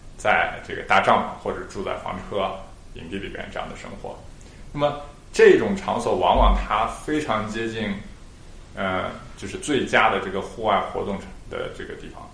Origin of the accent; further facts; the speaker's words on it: Xinjiang, China; now in Australia; 我们小时候在新疆几个兄弟